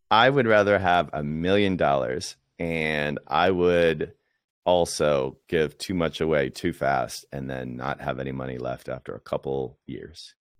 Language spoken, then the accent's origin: English; Washington, District of Columbia, United States; moved away; I grew up in Washington, D C